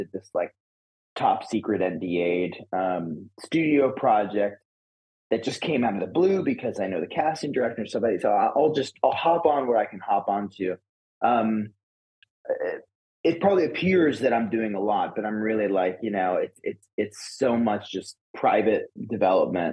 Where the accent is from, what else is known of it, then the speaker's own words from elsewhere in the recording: Woodstock, New York, United States; I grew up in upstate New York. Okay. Basically just outside of Woodstock